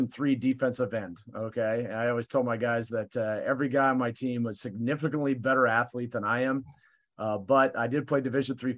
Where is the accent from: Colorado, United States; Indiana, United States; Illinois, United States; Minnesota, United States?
Colorado, United States; moved away; I grew up in Colorado during the Denver Broncos heyday